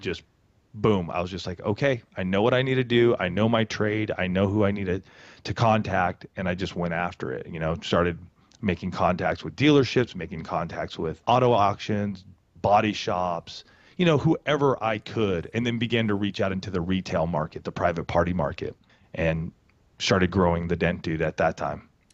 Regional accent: Banning, California, United States; also born or lived in Boulder, Colorado / Poway, California; In a small town called Banning, thirty minutes west of Palm Springs here in Southern California.

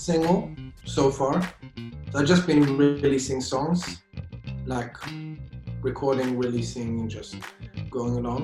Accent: Gothenburg, Västra Götaland, Sweden; moved away as an adult; also born or lived in London; now in Oslo, Norway; I was born in Gothenburg in Sweden

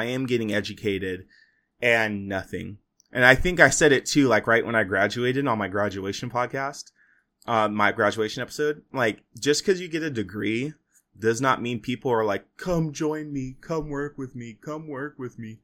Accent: Fresno, California, United States; I'm from Fresno

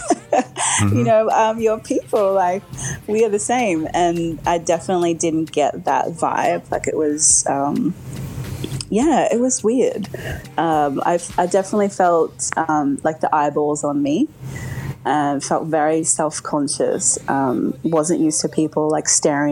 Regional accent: Australia; accent: Aussie; also born or lived in South Africa / United States; now in Brisbane, Australia; growing up in Australia

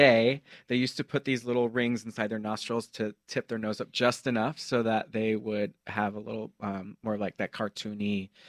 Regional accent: Mexico; now in United States; I was born in Mexico … as you say.

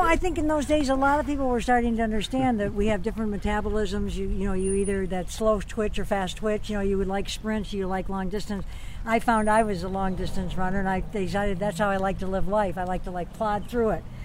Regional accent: Detroit, Michigan, United States; moved away as an adult; now in Hawaii, United States; Detroit, my hometown

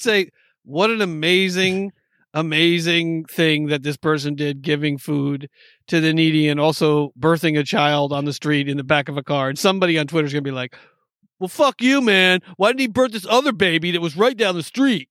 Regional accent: New York, United States; I'm from New York

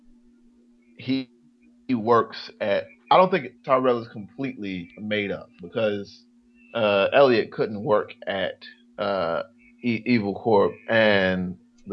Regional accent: North Carolina, United States; now in Washington, D.C., United States; I'm from North Carolina

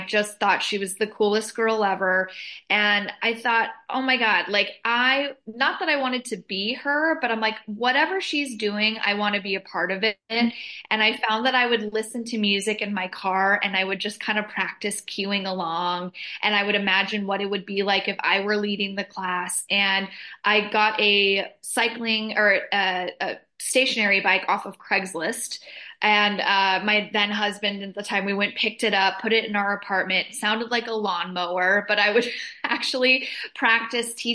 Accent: Southern California, United States; now in Los Angeles, United States; Born and raised in Southern California

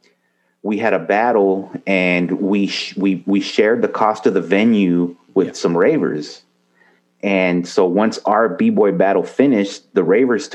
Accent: El Paso, Texas, United States; moved away as an adult; now in Dallas, United States; I'm originally from El Paso, born and raised.

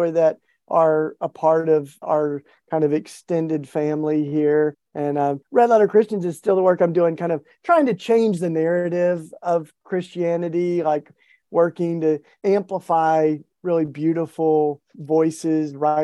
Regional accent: East Tennessee, United States; I was raised in the Bible Belt in East Tennessee

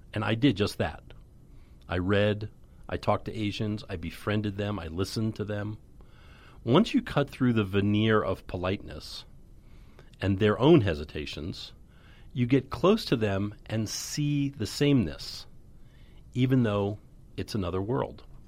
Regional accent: United States; I knew who I was as an American

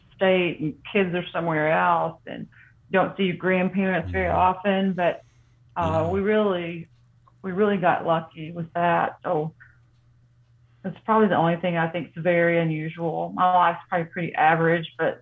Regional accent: Farragut, Tennessee, United States; also born or lived in Harrogate, Tennessee; We moved from Harrogate, Tennessee

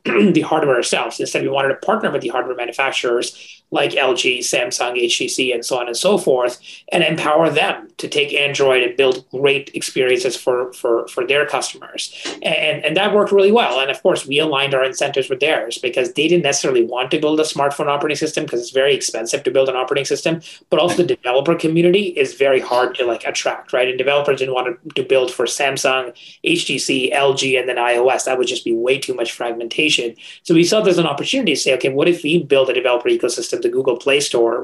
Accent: India; moved away; I grew up in India, in a small town in India

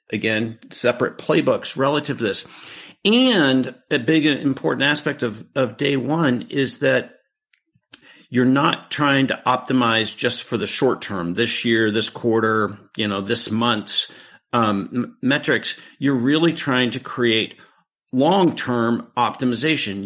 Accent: Beaverton, Oregon, United States; I grew up in Beaverton, Oregon

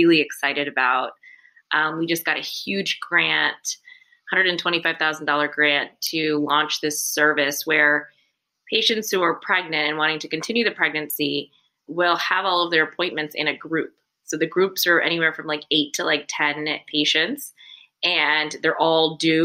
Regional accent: South Carolina, United States; now in New York, United States; I'm actually from South Carolina, born and raised.

